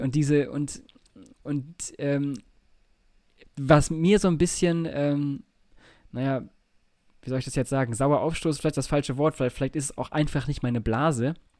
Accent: Nordhorn, Lower Saxony, Germany; da wo ich aufgewachsen bin in, äh, in Nordhorn

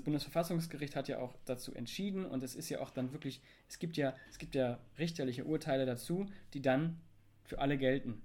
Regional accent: Germany; ich bin deutsch.

